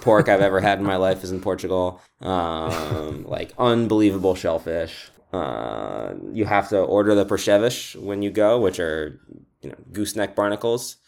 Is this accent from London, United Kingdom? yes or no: no; Scotland, United Kingdom; I was born in Scotland